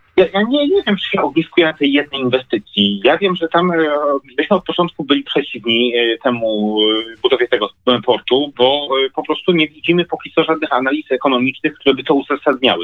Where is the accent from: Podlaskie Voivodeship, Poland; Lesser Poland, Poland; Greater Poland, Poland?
Lesser Poland, Poland; u nas w Małopolsce